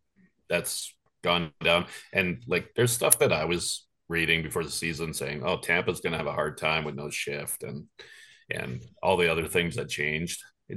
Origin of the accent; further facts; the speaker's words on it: Canada; this is crazy. Like, we're Canadian.